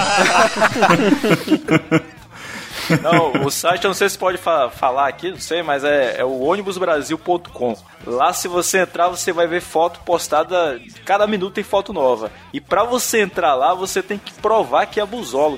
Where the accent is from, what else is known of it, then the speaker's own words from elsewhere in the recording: Manaus, Amazonas, Brazil; moved away; lá da minha cidade, né, de, de Manaus